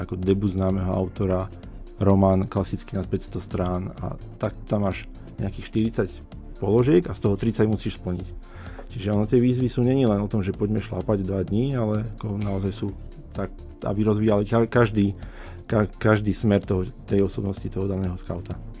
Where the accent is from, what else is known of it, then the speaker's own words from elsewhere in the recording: Nitra, Nitra Region, Slovakia; moved away as an adult; now in Banská Bystrica, Slovakia; ja som pôvodne z Nitry